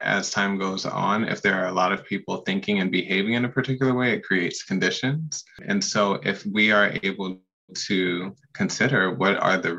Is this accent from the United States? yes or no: yes; Pacific Northwest, United States; I am born and raised in the Pacific Northwest